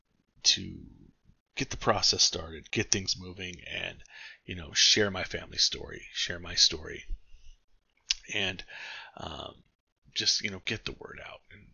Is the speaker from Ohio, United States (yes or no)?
no; San Gabriel Valley, California, United States; moved away as an adult; now in Arizona, United States; I grew up in California. Yes, I live in Arizona now, but I grew up in the San Gabriel Valley